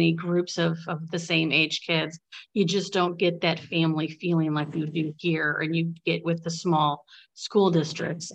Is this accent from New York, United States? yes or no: no; Bradley, Illinois, United States; I grew up in Bradley, which is a really, it's a small district